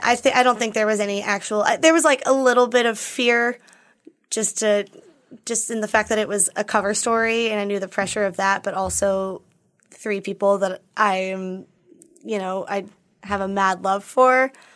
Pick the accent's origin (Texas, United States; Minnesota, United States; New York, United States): Minnesota, United States; Minneapolis; moved away; I'm from Minneapolis